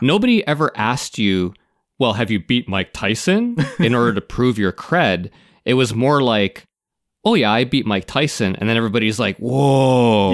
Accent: Canada; I'm Canadian

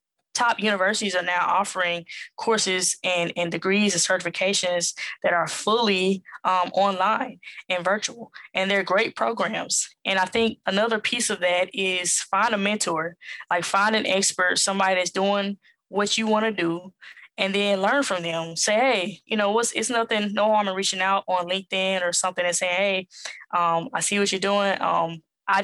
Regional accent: Southern United States, United States; accent: Southern; It's not going to recognize my Southern accent.

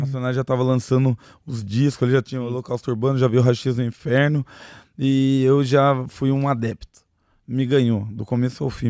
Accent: Piraquara, Paraná, Brazil; also born or lived in Sorocaba, São Paulo / Almirante Tamandaré, Paraná; E daí eu só nasci em Sorocaba, portanto, né? Uhum. E já fui pro Paraná. Daí no Paraná morei em algumas quebradas, lá morei em Tamandaré, que eu tava te falando, de Tamandaré, morei a maior parte da minha vida daí lá em Piraquara

